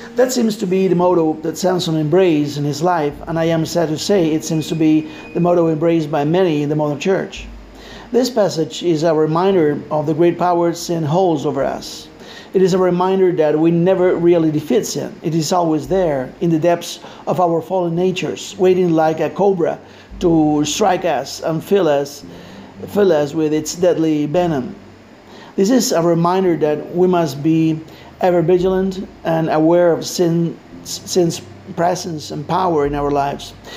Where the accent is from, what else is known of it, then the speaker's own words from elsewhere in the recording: Argentina; English is a second language; I am Latino from Argentina.